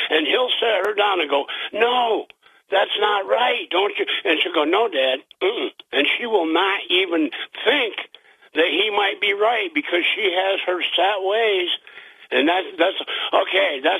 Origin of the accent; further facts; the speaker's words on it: Vestal, New York, United States; I've lived here all my life